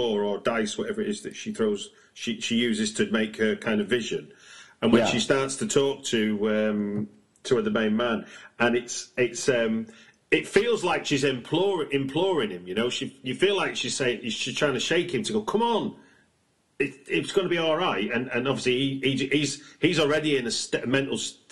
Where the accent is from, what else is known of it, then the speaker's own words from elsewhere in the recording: United Kingdom; I'm a British watcher